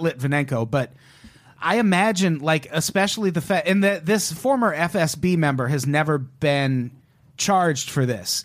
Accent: United States; as an American

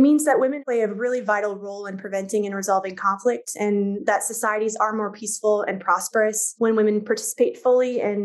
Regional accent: Minneapolis, Minnesota, United States; moved away; also born or lived in Jordan; I'm from the Twin Cities

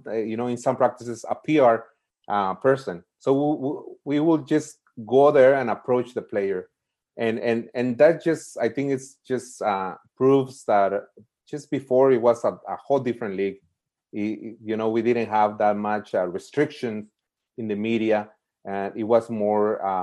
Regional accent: Oxnard, California, United States; also born or lived in Mexico; now in Los Angeles, United States; I grew up in Ventura County. Basically, I was born in Mexico, and the first city that I live in was Oxnard.

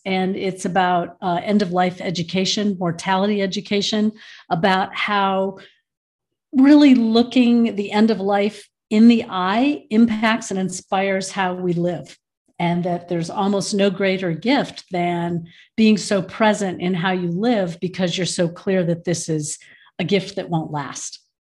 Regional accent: Michigan, United States; now in Boulder, United States; I was born in Michigan

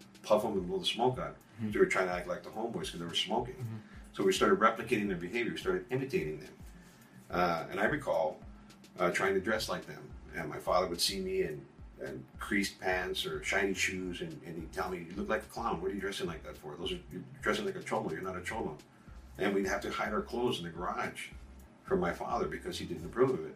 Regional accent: United States; first language English; I was born in the United States.

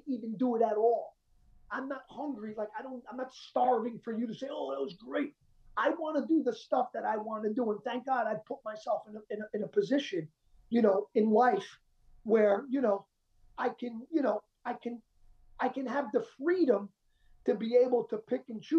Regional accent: Colombia; I'm Colombian. I'm South American

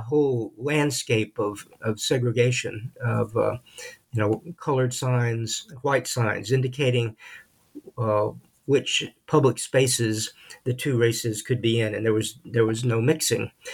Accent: El Paso, Texas, United States; also born or lived in Middle Tennessee / Mississippi; We moved to West Texas when I was uh, a kid

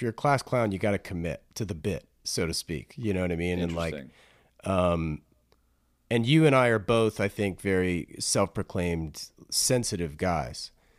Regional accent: East Coast, United States; I'm also from the East Coast originally.

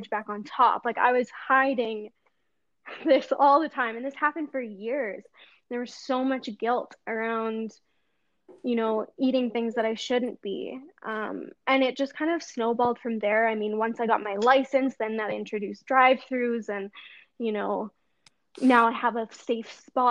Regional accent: Edmonton, Alberta, Canada; I'm from Edmonton, Alberta, Canada

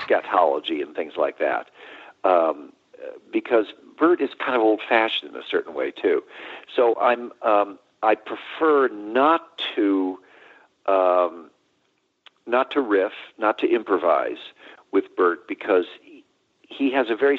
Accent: Chicago, Illinois, United States; I'm a Chicago boy. I was born and raised in Chicago

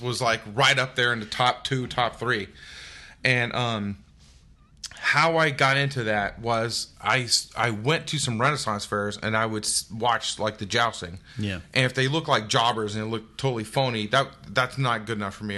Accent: United States; I grew up two hours outside of Memphis

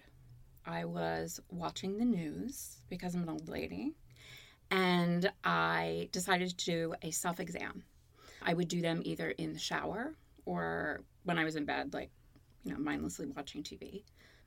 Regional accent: Baltimore, Maryland, United States; moved away as an adult; also born or lived in Connecticut; now in Los Angeles, United States; I was born in Connecticut. I grew up in Baltimore and I moved to Los Angeles in August of 93

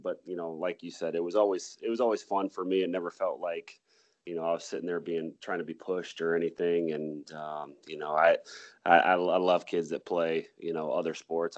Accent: Mason City, Iowa, United States; also born or lived in Lake Mills, Iowa; I was born in Lake Mills, Iowa, um, and then I went um, and we moved actually to Mason City when I was about four years old.

